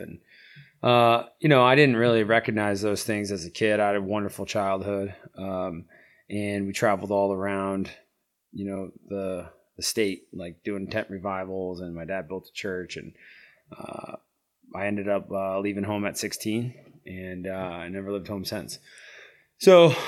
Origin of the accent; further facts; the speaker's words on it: Catskill Mountains, upstate New York, United States; moved away as an adult; also born or lived in Delaware; now in Montana, United States; I grew up in the Catskill Mountains up there